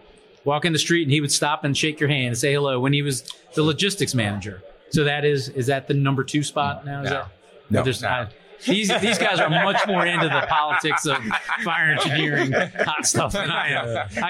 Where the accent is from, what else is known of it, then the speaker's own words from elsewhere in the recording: Kentland, Maryland, United States; Bill Gustin realized I was from Kentland